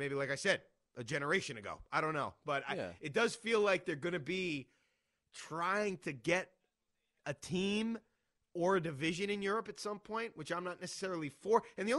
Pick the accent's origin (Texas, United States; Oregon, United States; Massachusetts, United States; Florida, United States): Massachusetts, United States; Boston; I'm from Boston.